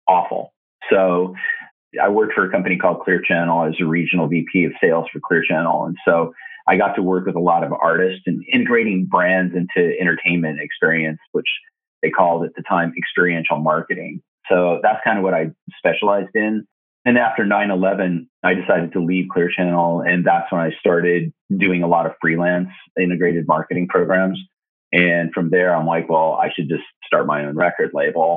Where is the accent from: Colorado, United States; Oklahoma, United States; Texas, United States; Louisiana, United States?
Colorado, United States; moved away as an adult; also born or lived in Arizona / Los Angeles; now in Portland, United States; I moved from Colorado to Arizona